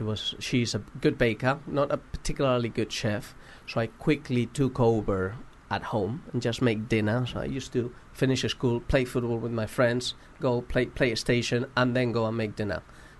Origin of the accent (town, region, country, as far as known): Madrid, Community of Madrid, Spain